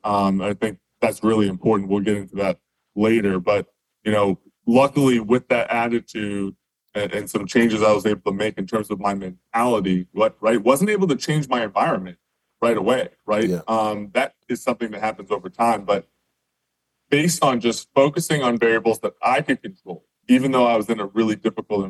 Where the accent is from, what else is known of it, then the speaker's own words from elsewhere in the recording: Western Canada, Canada; I grew up in Western Canada in a small town